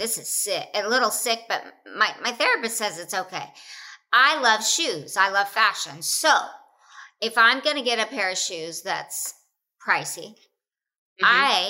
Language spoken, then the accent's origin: English; Oklahoma, United States; born or raised there